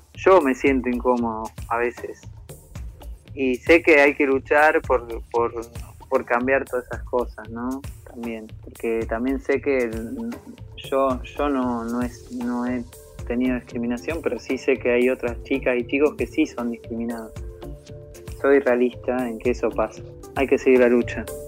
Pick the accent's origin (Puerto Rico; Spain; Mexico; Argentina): Argentina; La Pampa; also born or lived in General Pico; soy de General Pico La Pampa